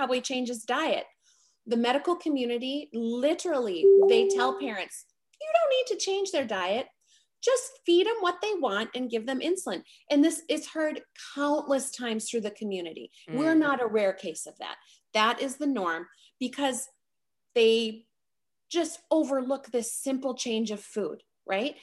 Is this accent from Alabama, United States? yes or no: no; South Dakota, United States; I come from South Dakota. So for a South Dakota kid to get on the national scene for tennis